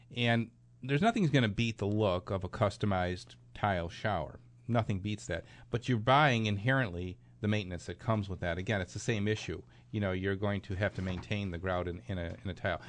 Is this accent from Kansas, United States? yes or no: no; Clarence, New York, United States; my hometown? That's Clarence, New York